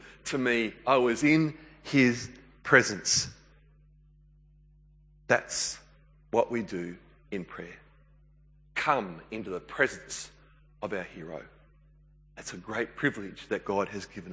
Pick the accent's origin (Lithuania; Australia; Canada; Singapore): Australia; New South Wales; I grew up in New South Wales.